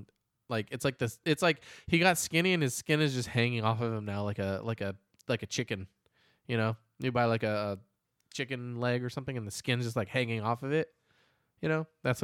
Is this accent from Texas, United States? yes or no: no; California, United States; I grew up in the Bay Area. There was a big Mormon community over there.